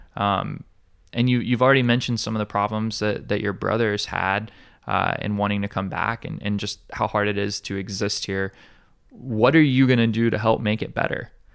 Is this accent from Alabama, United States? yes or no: yes; Alabama, United States; now in Hawaii, United States; I'm, I'm from Alabama originally